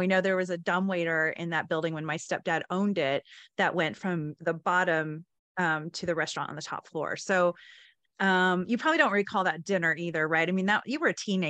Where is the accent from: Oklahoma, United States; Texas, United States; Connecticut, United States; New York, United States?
Oklahoma, United States; Anadarko; Anadarko is my hometown